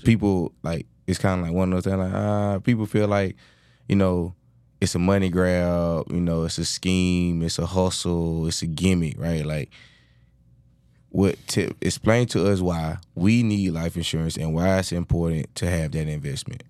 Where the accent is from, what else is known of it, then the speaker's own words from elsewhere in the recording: Georgia, United States; accent: thick Georgia accent; moved away as an adult; now in Houston, United States; I'm from Georgia